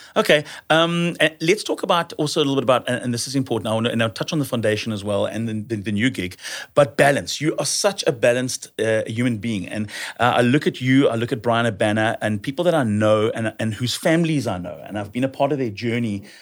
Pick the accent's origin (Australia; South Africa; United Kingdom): South Africa; as a South African